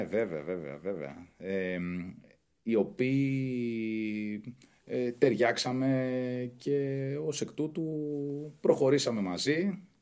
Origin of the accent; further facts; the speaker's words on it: Greece; μεγάλωσα στην Καποδιστρίου που ήταν η ετεροδημότες του Πασόκ ε, και εκεί πέρα ζήσαμε πολλές έτσι, ωραίες στιγμές.